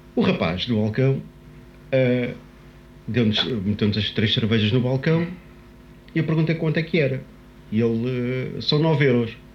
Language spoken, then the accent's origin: Portuguese; Lisbon, Portugal; somos portugueses, somos de Lisboa